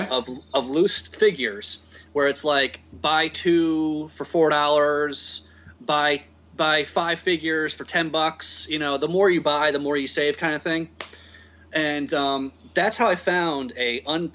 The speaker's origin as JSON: {"language": "English", "region": "Connecticut", "country": "United States", "tie": "born or raised there", "moved": "yes", "said": "When I used to live up in Connecticut, I was born and raised up in Connecticut"}